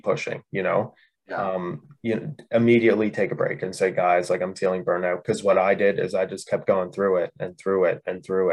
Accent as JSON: {"language": "English", "country": "Canada", "said": "I'm from Canada."}